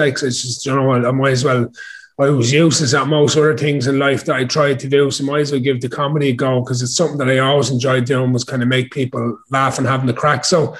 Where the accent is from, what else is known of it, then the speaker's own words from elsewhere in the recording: Ashbourne, County Meath, Ireland; so I am in Ashburn, born and bred in Ashburn in County Meath, still live here to this day. I was lucky enough to buy a house here last year.